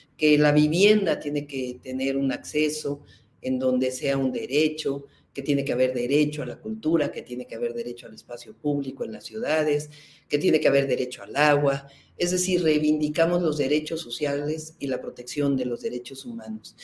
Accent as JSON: {"language": "Spanish", "region": "Mexico City", "country": "Mexico", "tie": "born or raised there", "said": "Yo soy científica, nací en la Ciudad de México"}